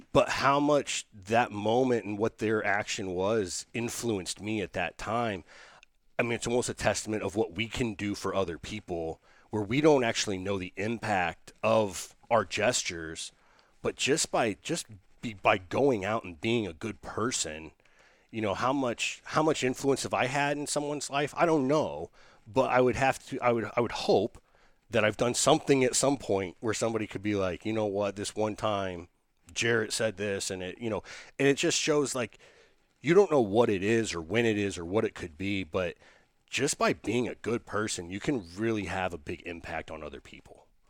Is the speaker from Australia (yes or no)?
no; Indiana, United States; moved away